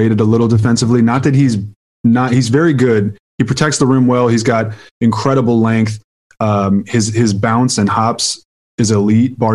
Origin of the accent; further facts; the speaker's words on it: Houston, Texas, United States; I'm from Houston